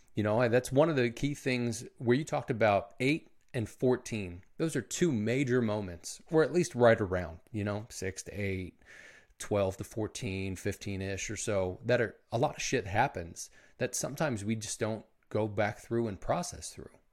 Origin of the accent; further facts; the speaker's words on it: Philadelphia, Pennsylvania, United States; I was born in Philly